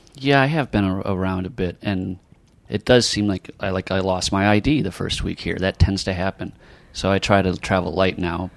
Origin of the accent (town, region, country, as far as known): Milwaukee, Wisconsin, United States